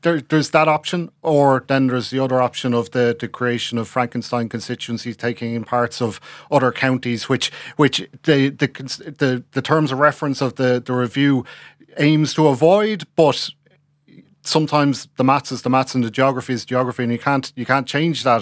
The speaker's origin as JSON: {"language": "English", "town": "Swords", "region": "Leinster", "country": "Ireland", "said": "I'm from Swords, twenty eleven. The estate that my parents lived in was cut off from the rest of the town"}